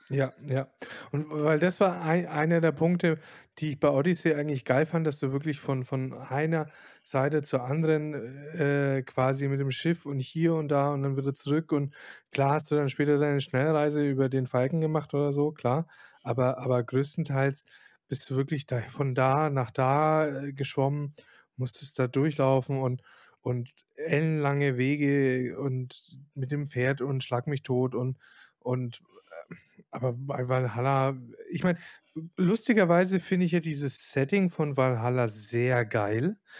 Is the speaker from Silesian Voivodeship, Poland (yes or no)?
yes; Silesian Voivodeship, Poland; moved away; ich bin ja selber Pole